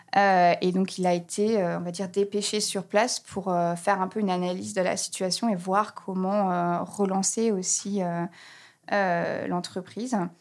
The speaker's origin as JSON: {"language": "French", "town": "Reims", "region": "Grand Est", "country": "France", "tie": "born or raised there", "also_born_or_lived": "Grenoble", "moved": "as an adult", "lives_now": "Berlin, Germany", "said": "je suis née à Grenoble, j'ai grandi à Reims, voilà, et ça fait maintenant plus de dix ans que j'habite à Berlin, en Allemagne"}